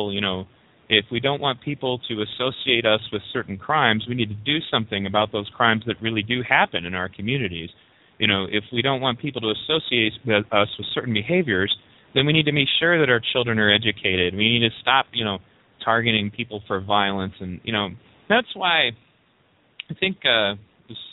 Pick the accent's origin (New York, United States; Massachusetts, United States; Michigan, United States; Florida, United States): Michigan, United States; Pontiac; I was a poor white kid growing up in Pontiac